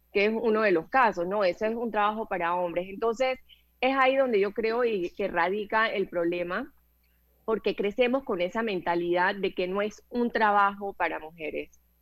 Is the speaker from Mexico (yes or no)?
no; Panama; soy panameña, tengo cincuenta y dos años